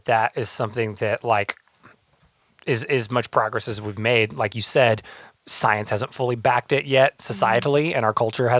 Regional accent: the South, United States; now in Los Angeles, United States; I grew up in the South

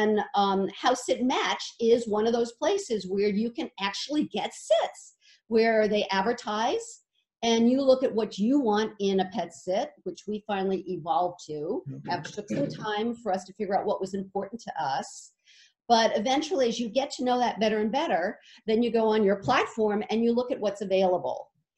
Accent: Arizona, United States; We come from Arizona, and we've got two daughters and five grandchildren

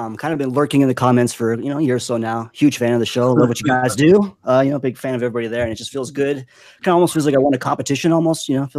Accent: Las Vegas, Nevada, United States; born and raised in Las Vegas. Been here. I kind of moved away for a couple years, came back, and pretty much Vegas is my hometown.

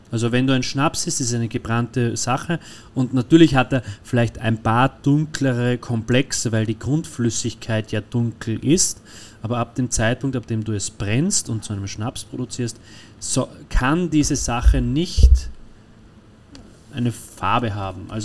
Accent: Austria; wiederum wir als Österreicher und die Deutschen und, und ist ja nicht nur auf die Deutschen

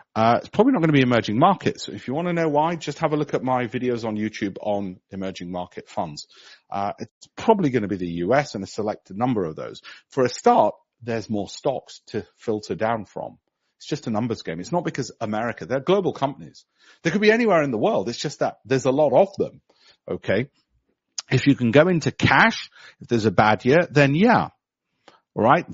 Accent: Leeds, Yorkshire and the Humber, United Kingdom; I was born in Armley.

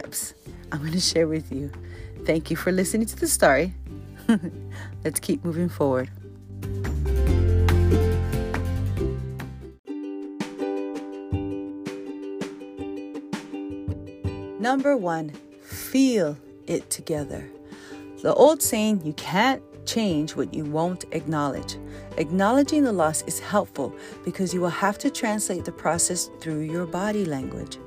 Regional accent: Hawaii, United States; being very Hawaiian

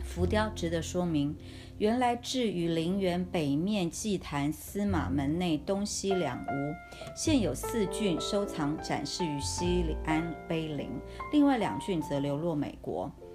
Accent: Taiwan; 我来自台湾海岛

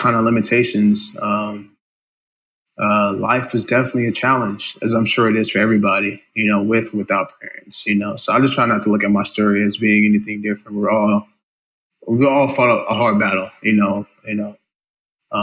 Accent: Carson, California, United States; also born or lived in Compton, California / San Dimas, California; So I'm an inner city kid here in LA, born and raised in Carson, Compton, which is kind of next to each other. So Carson, Compton, California

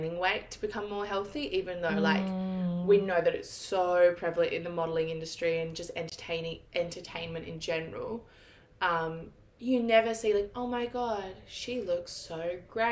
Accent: Australia; I'm mildly addicted to alcohol, as every Australian is.

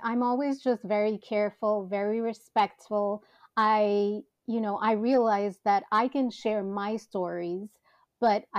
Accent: New York City, New York, United States; born and bred in Manhattan

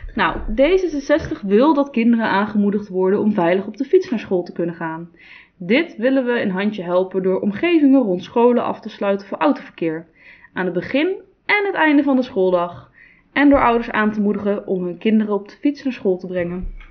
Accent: Netherlands; Als Nederlander

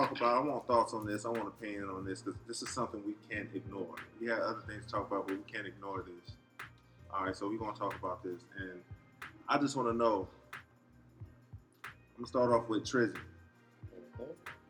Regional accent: California, United States; I'm from Cali.

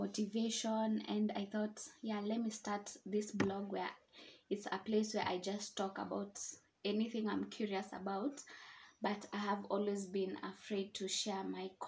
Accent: Nairobi, Kenya; I'm from Nairobi, Kenya

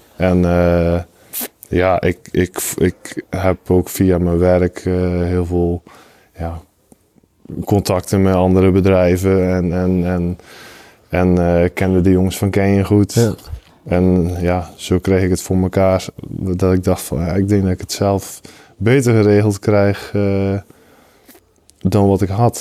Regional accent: Zeeland, Netherlands; moved away; van origine kom ik uit Zeeland

